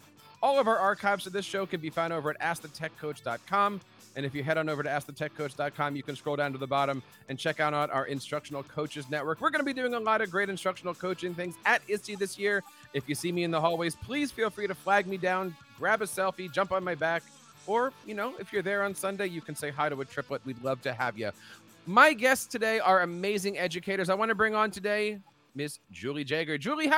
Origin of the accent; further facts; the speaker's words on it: Philadelphia, Pennsylvania, United States; It's going to be happening in my hometown of Philadelphia.